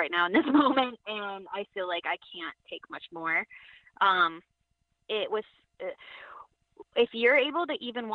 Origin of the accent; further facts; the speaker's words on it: Connecticut, United States; And I grew up, I was born in Connecticut. My parents were already involved in this group. So I grew up in it